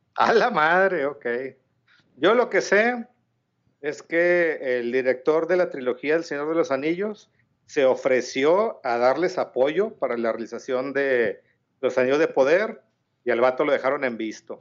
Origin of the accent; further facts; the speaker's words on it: Mexico; Soy mexicano